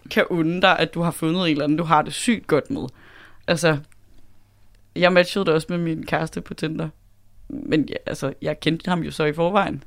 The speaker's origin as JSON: {"language": "Danish", "area": "Southern Jutland", "region": "Southern Denmark", "country": "Denmark", "said": "kommer fra Sønderjylland"}